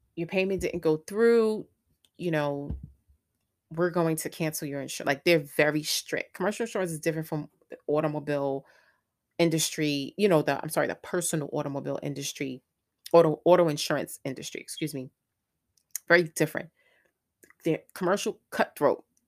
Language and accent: English; New York, United States; moved away as an adult; also born or lived in Greensboro, North Carolina; I'm originally from New York.